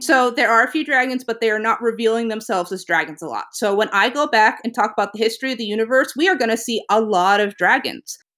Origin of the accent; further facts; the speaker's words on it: New England, United States; now in Virginia, United States; I grew up in New England, and even moving down to Virginia feels too hot.